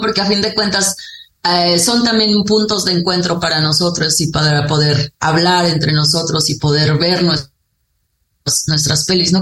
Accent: Sierra of Durango, Mexico; yo soy Odam, soy de la sierra eh, de lo que hoy se conoce como el Gran Nayar, que es entre los límites de Durango, Zacatecas, Jalisco y Nayarit

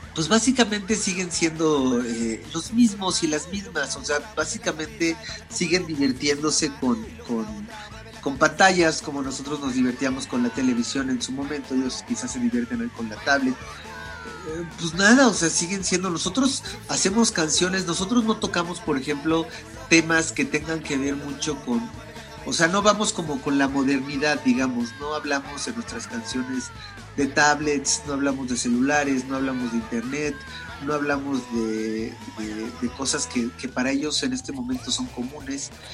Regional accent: Mexico City, Mexico; Somos de la Ciudad de México

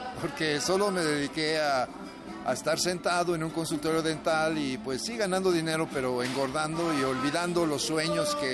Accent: Morelia, Michoacán, Mexico; also born or lived in Veracruz / Mexico City / Los Angeles / Tijuana; Yo nací en Veracruz, de donde es mi mamá, pero no conozco bien Veracruz, eh, más bien crecí entre Morelia, la Ciudad de México, Los Ángeles y Tijuana.

